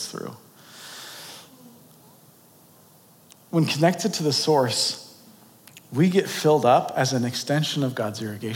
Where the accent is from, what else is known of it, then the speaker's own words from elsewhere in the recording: San Diego, California, United States; now in Boulder City, United States; I grew up in San Diego